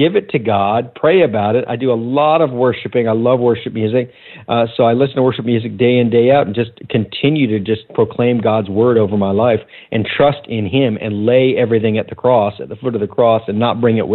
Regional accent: Sarasota, Florida, United States; back to Sarasota, Florida, my hometown.

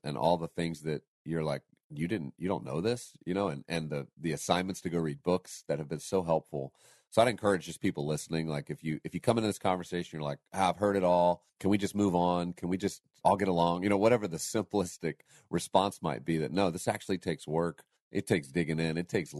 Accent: the North, United States; I didn't realize that that's what was happening in the South, or I was from the North and we didn't talk about it much.

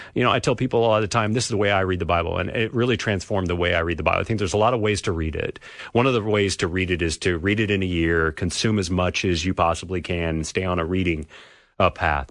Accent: California, United States; moved away; So I grew up in California.

